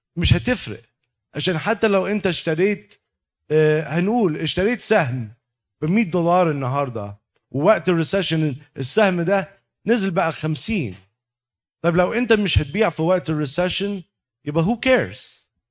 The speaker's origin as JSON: {"language": "Arabic", "country": "Egypt", "moved": "yes", "said": "احنا طبعا ك كمصريين"}